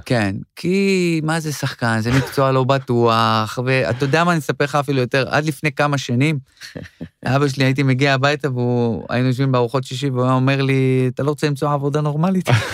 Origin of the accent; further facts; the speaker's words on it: Yavne, Central District, Israel; moved away as an adult; now in Tel Aviv, Israel; אני גדלתי ביבנה